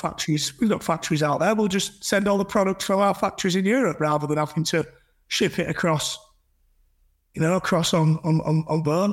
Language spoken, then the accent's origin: English; Huddersfield, Yorkshire and the Humber, United Kingdom; I'm from Huddersfield.